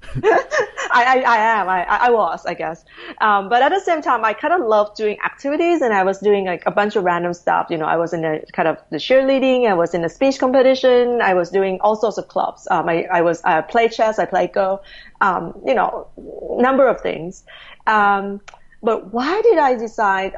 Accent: Thailand; moved away as an adult; I'm originally from Thailand, you know, born and bred there. Um, right. Grew up pretty much in Thailand all the way to high school, actually.

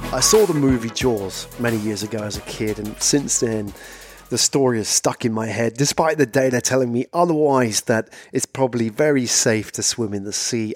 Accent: London, United Kingdom; moved away as an adult; also born or lived in Japan; I was from London

